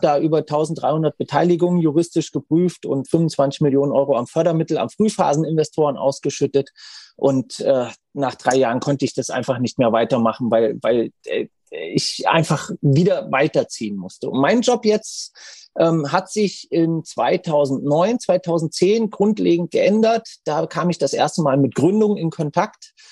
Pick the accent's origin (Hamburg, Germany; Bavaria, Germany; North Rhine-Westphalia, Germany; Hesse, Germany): Hesse, Germany; also born or lived in Frankfurt; ich habe zehn Jahre in Frankfurt gewohnt, ich bin geborener Hesse